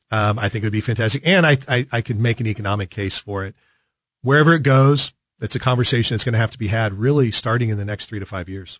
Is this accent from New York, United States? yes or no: no; Kansas City, Missouri, United States; I grew up in South Kansas City, K C M O, but South Kansas City